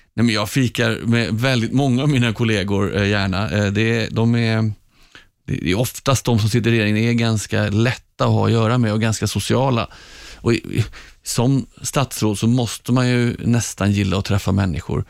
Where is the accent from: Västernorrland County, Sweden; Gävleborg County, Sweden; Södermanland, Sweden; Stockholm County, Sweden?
Stockholm County, Sweden; Stockholm; Jag är uppvuxen i Hagsätra längst ut på linje 19 i Stockholms södra förorter.